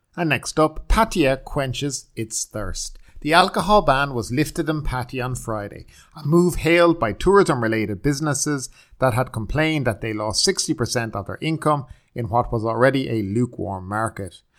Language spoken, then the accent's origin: English; the middle of Ireland, Midlands, Ireland; moved away as an adult; now in Thailand; My hometown in the middle of Ireland